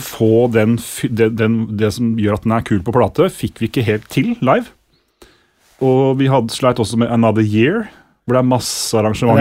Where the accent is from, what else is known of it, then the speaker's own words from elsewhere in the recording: Sandefjord, Vestfold, Norway; Sandefjord, der jeg er fra